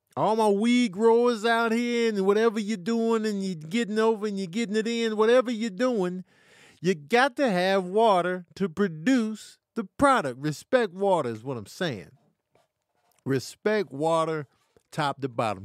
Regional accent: Grand Rapids, Michigan, United States; I was born in Grand Rapids, Michigan, raised here

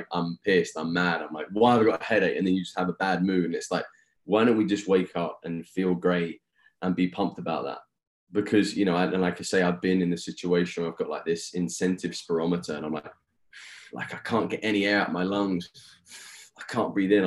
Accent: Eastbourne, South East England, United Kingdom; moved away as an adult; now in United States; my hometown of Eastbourne, England

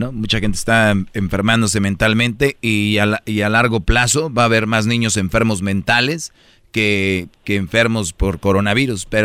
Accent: Monterrey, Nuevo León, Mexico; Ah, soy de Monterrey. Sí, yo, yo veo Huescovina y veo Monterrey. veo Monterrey mejor que Huescovina.

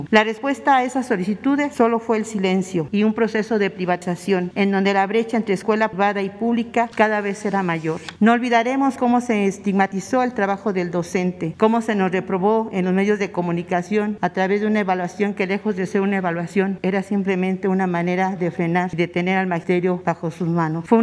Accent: Mexico; ¿Dónde quedaron los libros de texto, las asignaturas, contenidos que nos formaron como mexicanos?

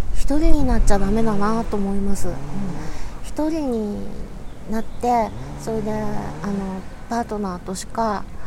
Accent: Yokohama, Kanagawa, Japan; 横浜生まれの横浜育ち

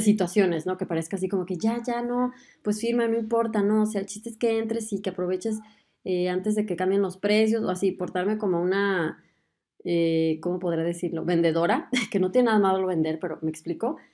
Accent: Mexico; moved away as an adult; now in Germany; soy mexicana y además de aventurarme en el mundo de la medicina, también decidí mudarme a Alemania

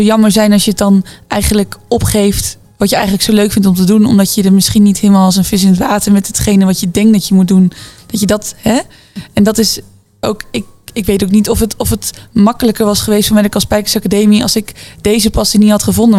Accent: Zwolle, Overijssel, Netherlands; ik kom dus uit Zwolle

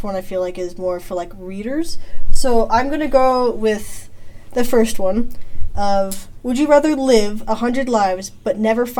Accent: United States; I live on a small town that the one singular stoplight in the town is bisected by the Washington-Idaho border

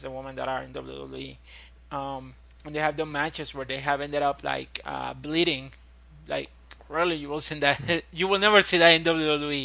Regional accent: Puerto Rico; I'm from Puerto Rico

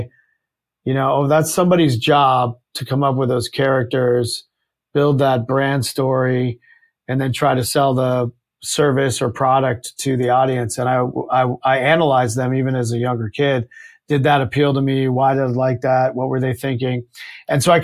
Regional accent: rural Virginia, United States; I grew up in Virginia, rural Virginia

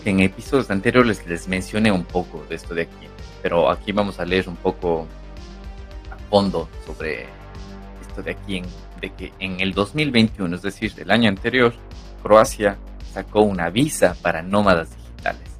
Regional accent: Cuenca, Azuay, Ecuador; moved away as an adult; now in Barcelona, Spain; en la ciudad donde, donde yo nací, en Cuenca

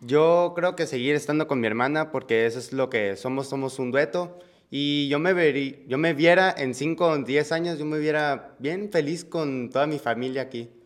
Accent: Mexicali, Baja California, Mexico; Nosotros somos de Mexicali

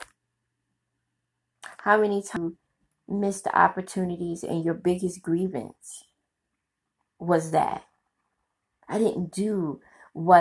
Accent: New York City, New York, United States; my community and growing up in Brooklyn

